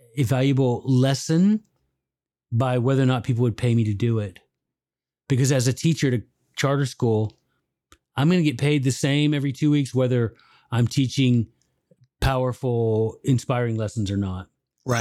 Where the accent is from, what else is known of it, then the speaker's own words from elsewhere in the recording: Memphis, Tennessee, United States; I went to law school at the University of Memphis, which is where I'm. That's my hometown